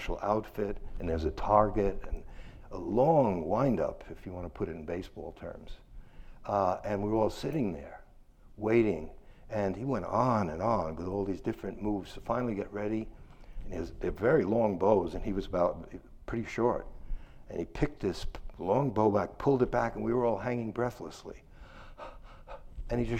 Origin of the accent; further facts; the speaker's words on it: New York City, New York, United States; I'm from Brooklyn